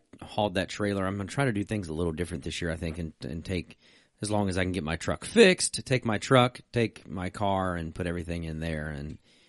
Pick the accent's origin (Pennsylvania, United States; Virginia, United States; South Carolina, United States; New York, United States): Virginia, United States; I'm a redneck from Virginia.